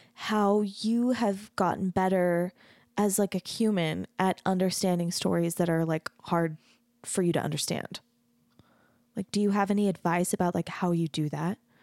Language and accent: English; United States